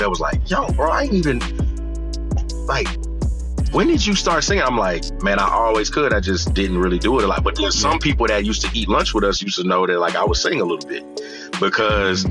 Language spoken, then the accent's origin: English; Houston, Texas, United States; I'm from Houston, Texas